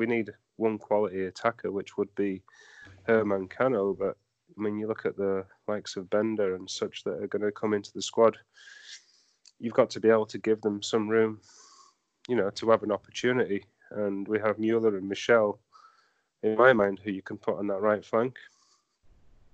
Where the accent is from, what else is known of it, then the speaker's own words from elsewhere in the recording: England, United Kingdom; moved away as an adult; now in Central Florida, United States; I grew up in England, you know, watching football in the 90s and the 2000s and such